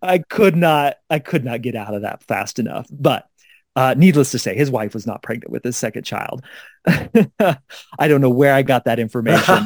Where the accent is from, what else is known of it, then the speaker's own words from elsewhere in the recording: Kansas City, Missouri, United States; now in Denver, United States; my hometown newspaper, the Kansas City Star